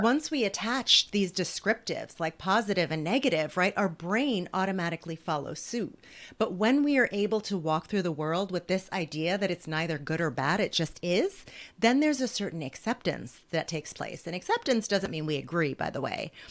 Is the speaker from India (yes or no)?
no; New Jersey, United States; I grew up in poverty in New Jersey